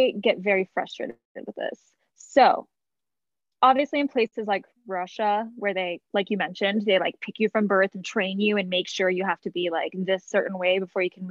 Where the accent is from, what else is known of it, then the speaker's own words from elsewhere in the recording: Canada; moved away as an adult; also born or lived in New York City, United States / Toronto; now in Colorado, United States; I grew up in Canada